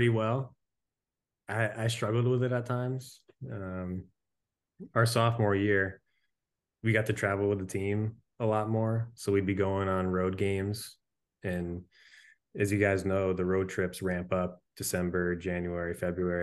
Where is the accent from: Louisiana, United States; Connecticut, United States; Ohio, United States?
Connecticut, United States; central; moved away as an adult; I grew up in Connecticut